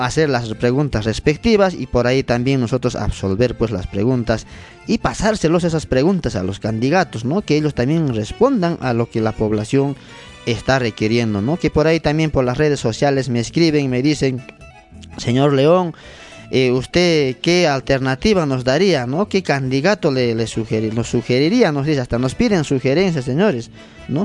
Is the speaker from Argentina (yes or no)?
no; Limatambo, Cusco, Peru; Nosotros también como limatambeños